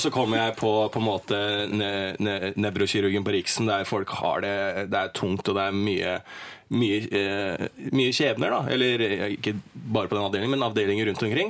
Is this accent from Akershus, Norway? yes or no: yes; Bærums Verk, Akershus, Norway; jeg er fra Bærumsverk